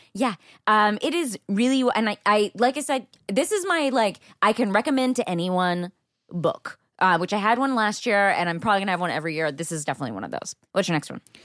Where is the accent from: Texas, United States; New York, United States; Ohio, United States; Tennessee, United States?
Texas, United States; I am from there